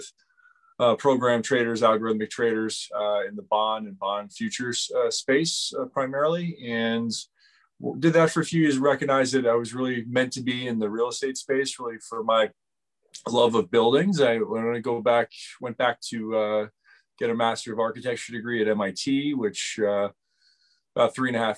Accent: United States; moved away as an adult; also born or lived in New York City; I grew up in the Washington, D.C. suburbs

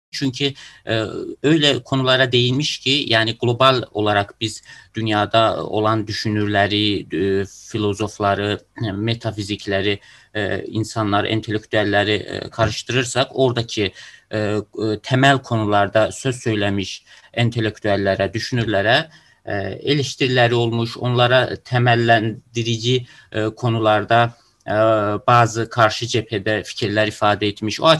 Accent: Russia; born there; Ben e, Rusya doğumluyum ama Azerbaycan vatandaşıyım.

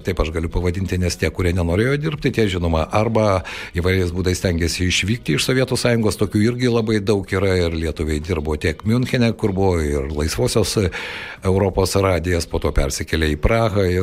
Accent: Lithuania; Lietuvoje, žinoma, mes e, daugelis užaugome su Radio Luxemburg

